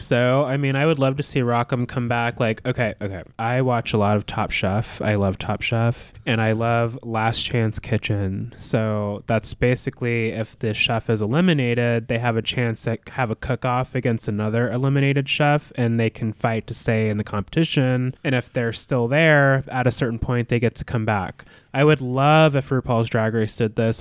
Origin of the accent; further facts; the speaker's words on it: Alaska, United States; moved away; I'm from Alaska, too